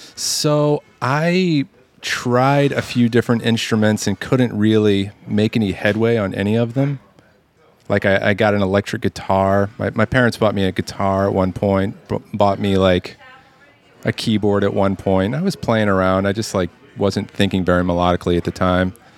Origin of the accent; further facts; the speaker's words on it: Lafayette, Louisiana, United States; now in New Orleans, United States; I grew up in Lafayette